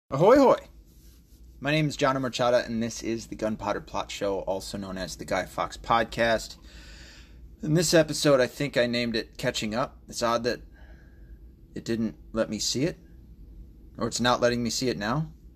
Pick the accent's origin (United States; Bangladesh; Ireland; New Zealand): United States; the South; now in Michigan, United States; I grew up in the South